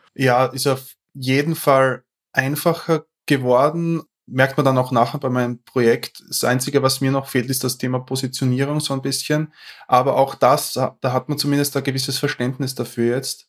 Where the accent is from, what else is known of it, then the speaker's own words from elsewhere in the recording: Austria; accent: Austrian dialect; ich komme aus Österreich. Ich versuche so gut wie möglich meinen Dialekt ein bisschen zu kaschieren